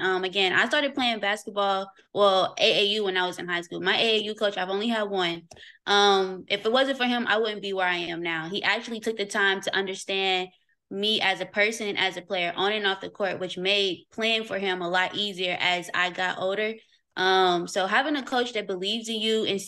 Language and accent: English; Louisville, Kentucky, United States; now in Atlanta, United States; I'm born and raised in Louisville, Kentucky